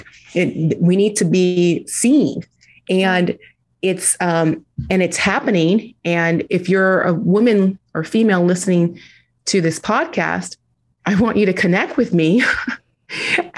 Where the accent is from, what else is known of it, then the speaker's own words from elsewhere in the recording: United States; Being a Nigerian first generation American